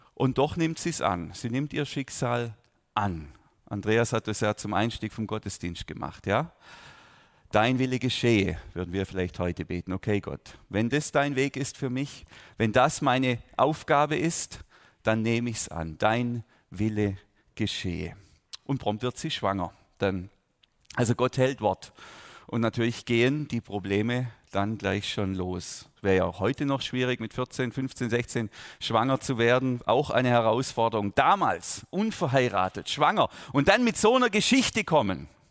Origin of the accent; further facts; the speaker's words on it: Überlingen, Baden-Württemberg, Germany; ich bin ja ganz unmittelbar hier in der Nähe der Lindenwiese aufgewachsen, da unten in Bambergen auf einem Bauernhof